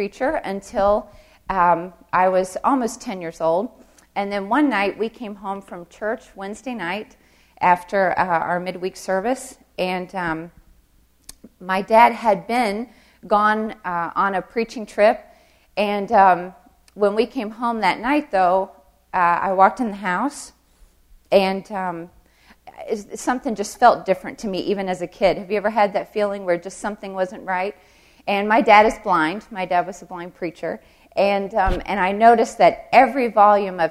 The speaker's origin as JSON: {"language": "English", "region": "the South", "country": "United States", "said": "I'm from the South"}